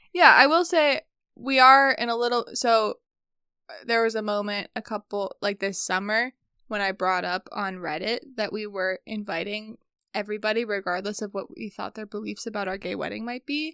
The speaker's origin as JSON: {"language": "English", "region": "Midwest", "country": "United States", "said": "we're Midwestern"}